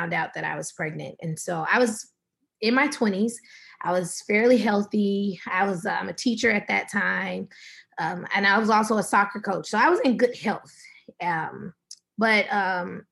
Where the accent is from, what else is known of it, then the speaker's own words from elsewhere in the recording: Atlanta, Georgia, United States; moved away as an adult; also born or lived in San Rafael, California; now in San Francisco Bay Area, United States; We're originally from Atlanta, Georgia, and we moved to the Bay Area of California, right outside of San Francisco about 2.5 years ago